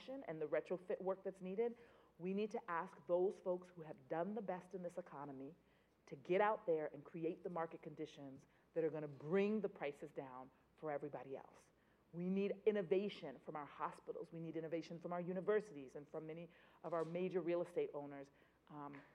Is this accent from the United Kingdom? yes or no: no; Boston, Massachusetts, United States; I grew up in Boston when we didn't have a grocery store